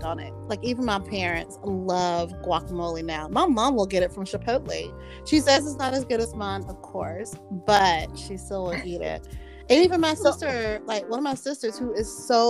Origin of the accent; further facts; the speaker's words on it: the South, United States; I'm from the South